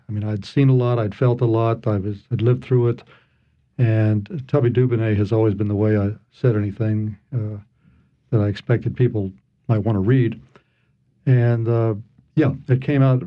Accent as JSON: {"language": "English", "town": "Atlanta", "region": "Georgia", "country": "United States", "tie": "born or raised there", "also_born_or_lived": "Massachusetts / New York City, New York / eastern Kentucky", "moved": "yes", "lives_now": "New Orleans, United States", "said": "I grew up in Atlanta"}